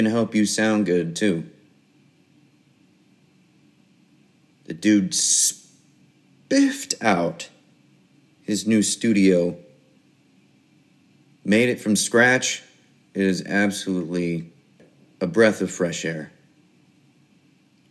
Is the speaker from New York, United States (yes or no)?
no; Des Moines, Iowa, United States; I am from Des Moines, Iowa